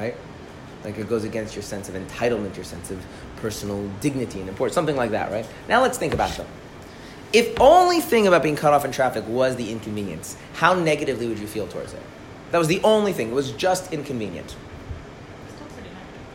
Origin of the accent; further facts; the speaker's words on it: Minnesota, United States; I'm from Minnesota